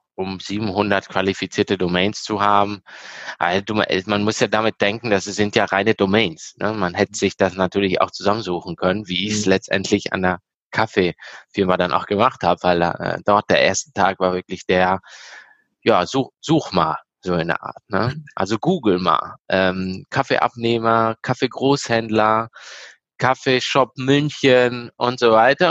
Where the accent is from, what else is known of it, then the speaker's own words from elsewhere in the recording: Italy; moved away as an adult; now in Germany; Mein Vater ist Italiener, ich bin selber in Italien aufgewachsen, erst 2016 hergezogen. Ähm, natürlich zu Hause zweisprachig aufgewachsen, deshalb spreche ich so gut Deutsch.